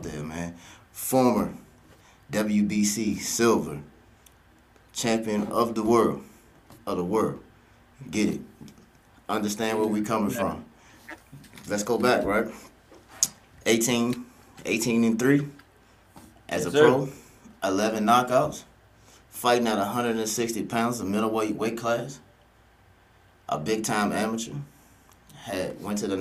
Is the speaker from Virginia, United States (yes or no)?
yes; Richmond, Virginia, United States; now in Maryland, United States; we both from Richmond, man, big shout out to Richmond, even though I'm up here in Maryland, man. The 804 is still home